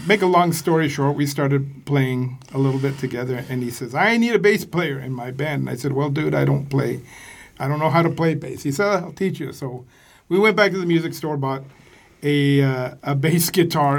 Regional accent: United States; now in Vienna, Austria; we were Americans in Vienna

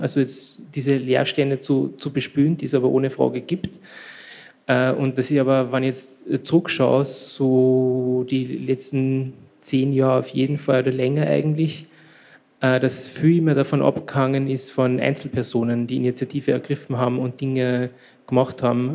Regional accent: Freistadt, Upper Austria, Austria; uns damals als Jugendliche in Freistadt

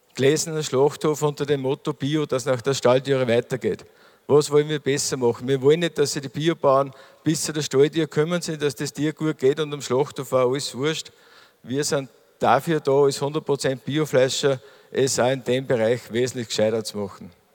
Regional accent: Mühlviertel, Upper Austria, Austria; bei uns im Mühlviertel

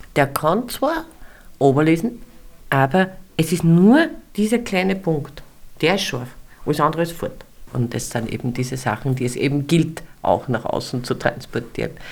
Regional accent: Austria; bei uns in Österreich

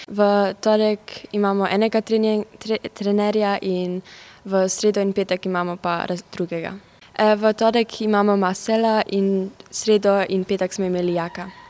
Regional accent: Klagenfurt, Carinthia, Austria; prihajam iz celovca, stara sem 14 let in obiskujem slovensko gimnazijo.

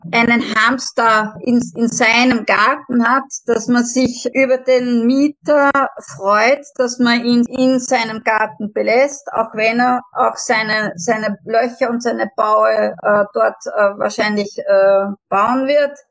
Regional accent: Vienna, Austria; bei uns in Wien

